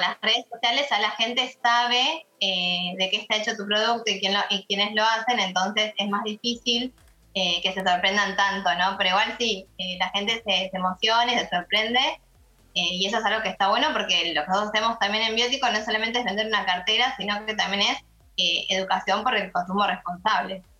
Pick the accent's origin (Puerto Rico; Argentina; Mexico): Argentina; La Salada, Buenos Aires Province; yo nací en La Salada, entonces eh, siempre como que estuve cercanía con tiraderos de basura